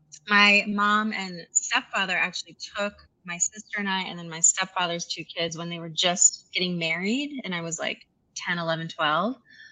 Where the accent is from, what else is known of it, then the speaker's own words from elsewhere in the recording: Connecticut, United States; And I grew up in Connecticut, about an hour from Manhattan, and was fortunate enough to be able to go into New York City quite a bit as a child, but grew up in a pretty white, homogenous, upper middle class, small